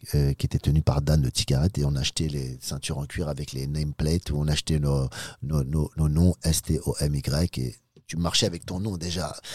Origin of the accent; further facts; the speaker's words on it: Sarcelles, Île-de-France, France; also born or lived in Pigalle, Paris / Los Angeles; je viens de Sarcelles, et j'ai l'habitude des, cités, des gangs